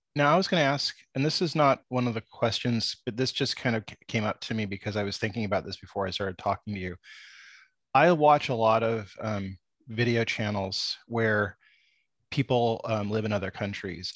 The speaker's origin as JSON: {"language": "English", "town": "San Diego", "region": "California", "country": "United States", "tie": "born or raised there", "said": "where I grew up in San Diego"}